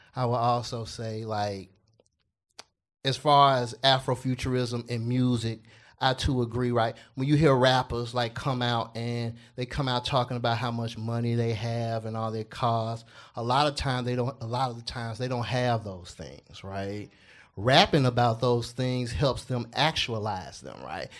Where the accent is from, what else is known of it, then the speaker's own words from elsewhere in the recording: Memphis, Tennessee, United States; I grew up in Castalia Heights